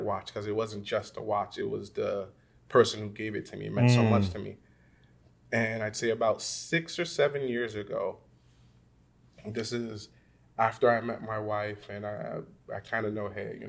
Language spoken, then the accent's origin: English; New York City, New York, United States; I'm a Brooklyn boy.